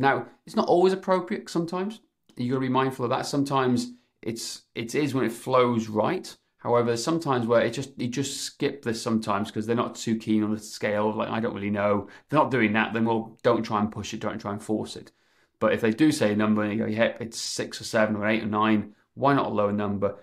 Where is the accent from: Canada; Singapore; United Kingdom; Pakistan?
United Kingdom; Wales; I'm, I'm from Wales